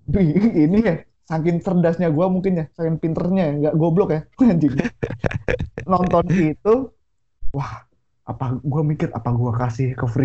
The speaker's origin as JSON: {"language": "Indonesian", "town": "Bandung", "region": "West Java", "country": "Indonesia", "said": "gue gue tuh ya namanya gue orang Bandung pasti gue nge-support Persib"}